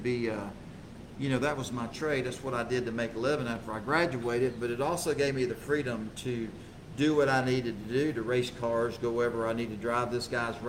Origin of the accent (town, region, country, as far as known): Houston, Texas, United States; born or raised there